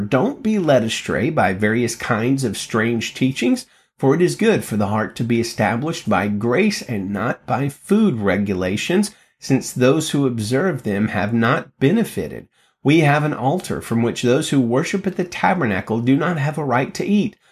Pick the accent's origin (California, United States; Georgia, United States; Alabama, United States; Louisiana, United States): Alabama, United States; Birmingham; I grew up in Alabama